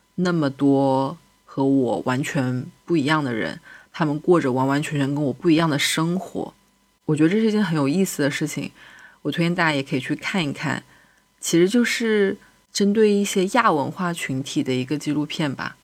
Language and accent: Chinese; China; 身为一个中国人